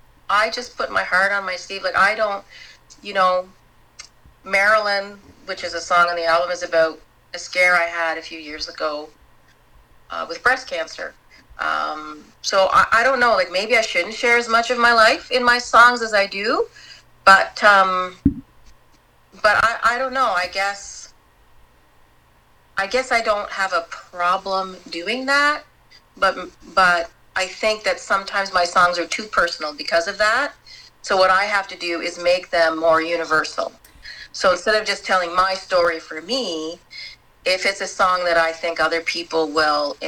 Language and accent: English; Tweed, Ontario, Canada; also born or lived in Ottawa; now in Leamington, Canada; I'm originally from Tweed, spent a lot of time in Ottawa, as I said, and then moved to Leamington 6 years ago